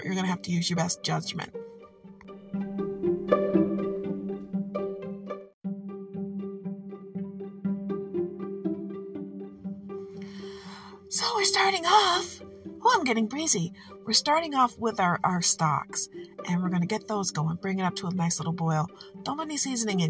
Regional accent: Michigan, United States; I'm from Michigan and we do what we want

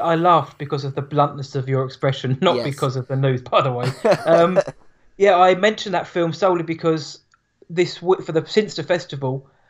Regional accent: United Kingdom; being British

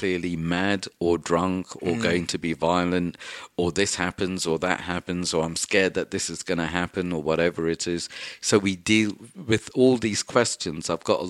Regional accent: London, United Kingdom; so I'm a Welsh, Goan, Catholic, whatever it is, Londoner.

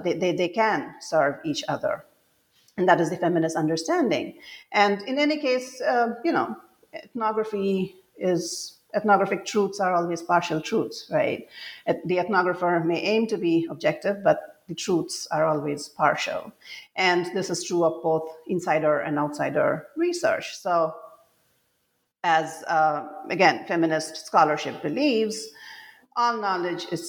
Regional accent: Assam, India; moved away as an adult; when I was growing up in Assam, and I grew up here during the conflict years, and then I spent most of my adult life away from home

